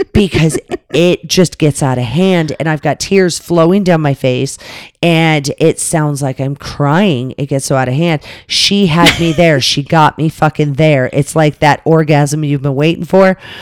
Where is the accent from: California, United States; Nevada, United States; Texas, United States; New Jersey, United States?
Nevada, United States; Las Vegas; we're from Vegas